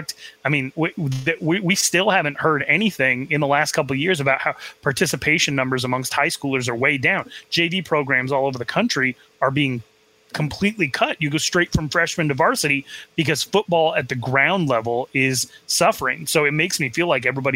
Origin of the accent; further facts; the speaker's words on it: Arizona, United States; I grew up in Arizona